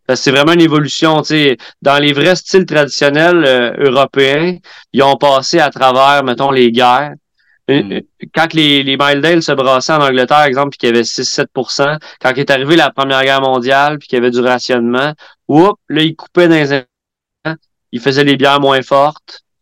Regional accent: Quebec, Canada; en tant que Québécois, euh, notre culture brassicole nationale

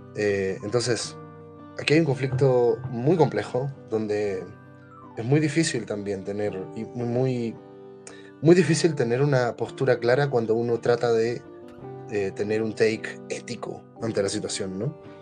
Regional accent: Chile; yo como chileno pertenezco al país que tiene la más grande colonia palestina en el mundo

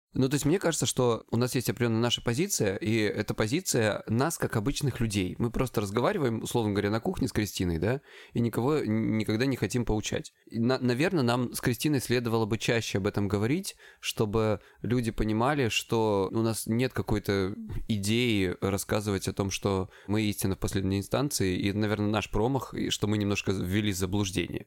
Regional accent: Krasnodar Krai, Russia; я с Кубани

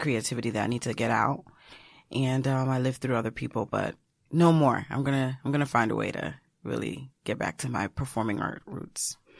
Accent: United States; my parents are Haitian. So I'm Haitian American. I was born here.

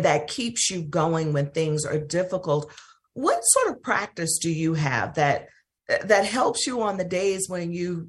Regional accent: Mississippi, United States; I loved growing up in Mississippi

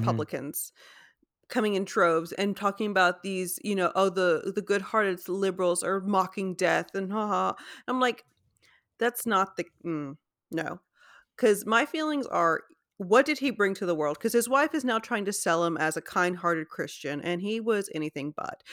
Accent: United States; we as an American society

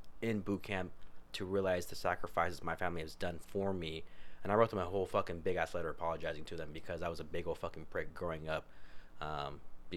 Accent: United States; growing up in Sutter

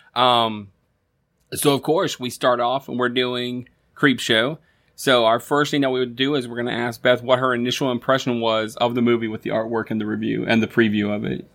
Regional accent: Florida, United States; growing up in Florida

